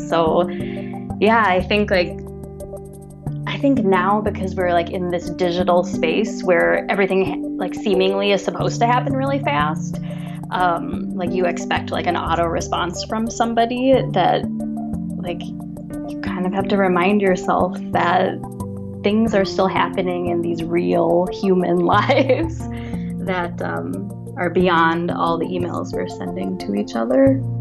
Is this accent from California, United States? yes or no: no; Minnesota, United States; now in San Francisco, United States; grew up in Minnesota and I'm currently living in San Francisco